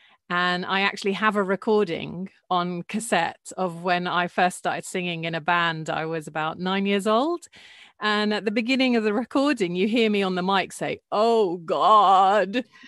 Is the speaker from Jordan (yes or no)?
yes; Jordan; It was really, really nice because there's a real sense of community. It's a very small country, so you feel that everyone knows everyone.